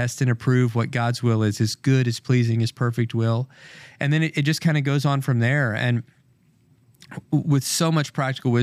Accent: Kentucky, United States; We're from Kentucky

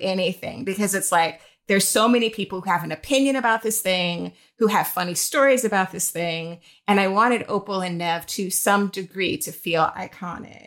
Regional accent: Jacksonville, Florida, United States; now in New York, United States; I'm originally from Jacksonville, Florida

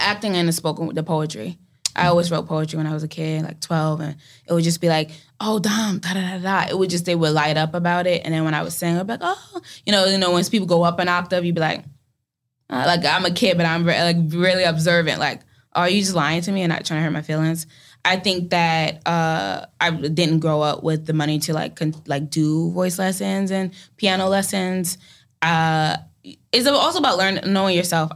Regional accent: New York City, New York, United States; I'm from Brooklyn

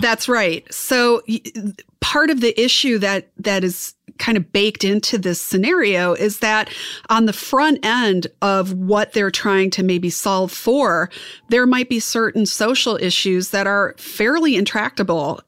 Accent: Wisconsin, United States; I'm from Wisconsin. You know, we're corn fed

